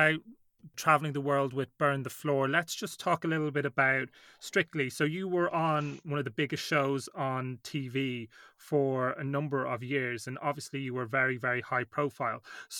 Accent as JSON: {"language": "English", "country": "Ireland", "tie": "born or raised there", "said": "growing up in Ireland"}